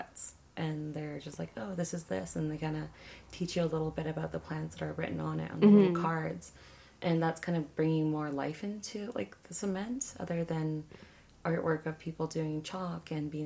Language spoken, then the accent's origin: English; Songhees, Lekwungen territory, British Columbia, Canada; I'm from Songhees in the Kwangan territory